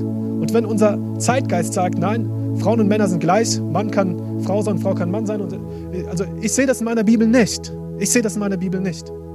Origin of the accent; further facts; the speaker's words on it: Germany; also born or lived in Africa; bei uns in Deutschland